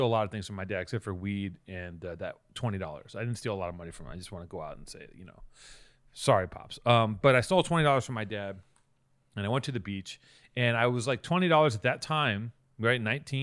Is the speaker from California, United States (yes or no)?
yes; Venice, Los Angeles, California, United States; I grew up in Venice